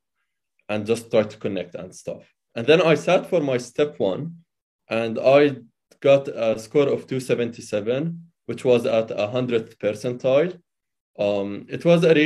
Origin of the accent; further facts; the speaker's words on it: Amman, Amman Governorate, Jordan; moved away as an adult; now in United States; I was born and raised in Amman, Jordan